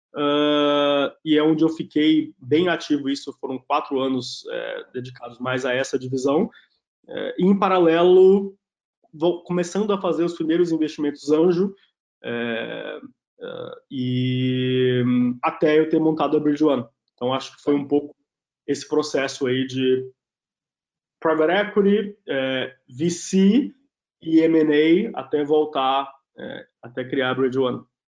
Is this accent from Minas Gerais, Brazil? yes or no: no; Itabuna, Bahia, Brazil; moved away as an adult; now in São Paulo, Brazil; eu nasci na Bahia, numa cidade que chama Itabuna, é, no sul da Bahia, família toda tinha pequenos comércios